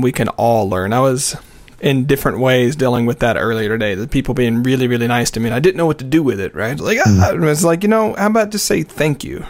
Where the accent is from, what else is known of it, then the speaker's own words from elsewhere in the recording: the South, United States; I was raised in the South